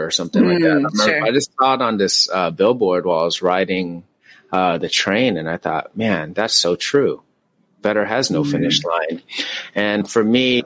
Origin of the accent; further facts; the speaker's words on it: Tacoma, Washington, United States; now in California, United States; I'm from Tacoma, Washington